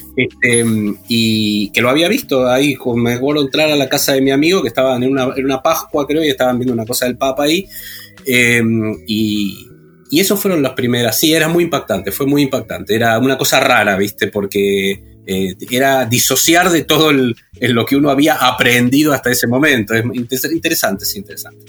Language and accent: Spanish; Argentina; como todo argentino